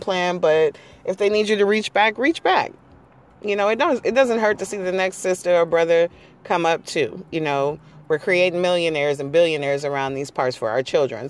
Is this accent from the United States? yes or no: yes; San Diego, California, United States; I'm from San Diego